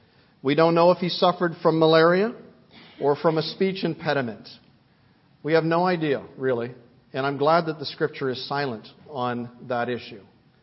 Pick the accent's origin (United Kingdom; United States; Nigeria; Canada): Canada; Vancouver, British Columbia; I remember a woman in our church when I was growing up in Vancouver.